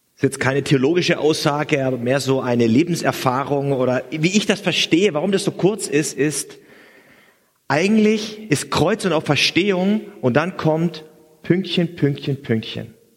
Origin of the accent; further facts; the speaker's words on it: Swabia, Germany; als gebürtiger Schwabe